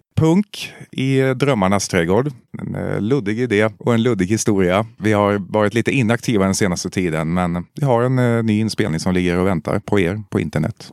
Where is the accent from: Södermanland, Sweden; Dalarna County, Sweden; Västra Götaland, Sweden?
Södermanland, Sweden; Eskilstuna; moved away; Jag är ju från Eskilstuna